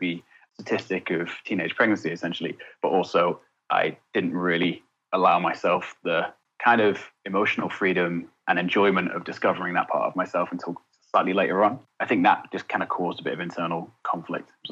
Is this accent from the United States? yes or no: no; Essex, East of England, United Kingdom; I grew up in Essex.